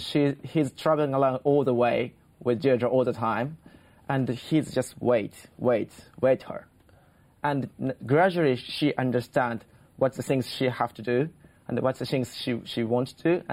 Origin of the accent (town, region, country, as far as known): Japan